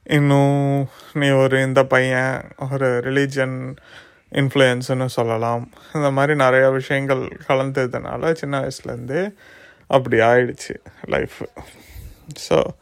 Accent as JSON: {"language": "Tamil", "town": "Tiruchirappalli", "region": "Tamil Nadu", "country": "India", "tie": "born or raised there", "also_born_or_lived": "Thanjavur", "first_language": "Tamil", "moved": "as an adult", "lives_now": "Germany", "said": "திருச்சி தஞ்சாவூரில் தான் பிறந்தேன் இப்போ திருச்சியில் தான் வளர்ந்தேன் அதுக்கப்புறம் இப்போ நான் ஜெர்மனியில் இருக்கேன்"}